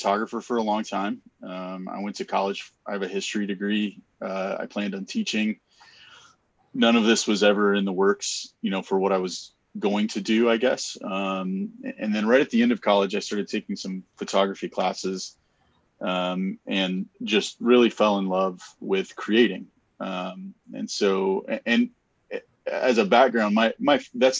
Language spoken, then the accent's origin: English; Texas, United States; also born or lived in Colorado; now in Detroit, United States; I'm from Texas originally, Colorado, and then we moved to Detroit